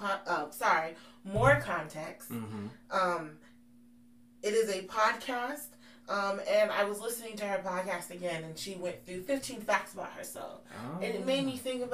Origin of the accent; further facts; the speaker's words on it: Henderson, Nevada, United States; moved away as an adult; also born or lived in New Jersey; now in Durham, United States; I was born in Jersey, raised in Vegas